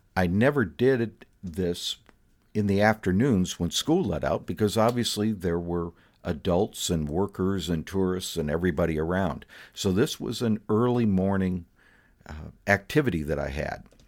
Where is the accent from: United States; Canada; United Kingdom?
United States; Fort Myers, Florida; my hometown's probably most famous resident, Thomas Edison